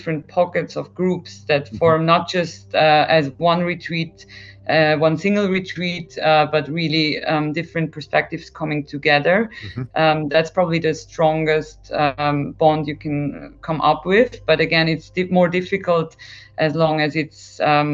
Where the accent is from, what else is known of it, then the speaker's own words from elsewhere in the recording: Switzerland; me growing up in Switzerland